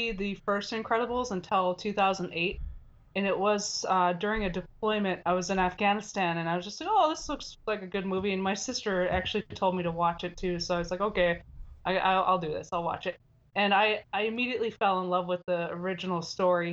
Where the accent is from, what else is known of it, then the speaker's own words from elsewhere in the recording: Minnesota, United States; moved away as an adult; now in Lompoc, United States; I'm originally from Minnesota